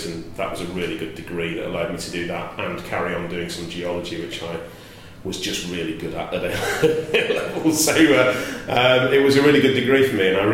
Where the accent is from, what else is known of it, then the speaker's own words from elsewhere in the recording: Bolton, North West England, United Kingdom; moved away as an adult; also born or lived in Norwich; I grew up in Bolton, which is just north of Manchester